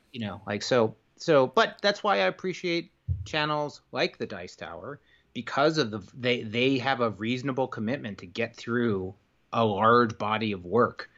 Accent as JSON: {"language": "English", "region": "New York", "country": "United States", "moved": "yes", "said": "I'm from New York originally."}